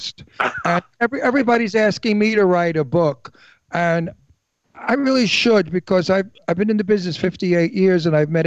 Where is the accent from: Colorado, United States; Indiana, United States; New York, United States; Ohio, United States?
New York, United States; New York City; accent: New York; now in Los Angeles, United States; I was born in the Red Hook Projects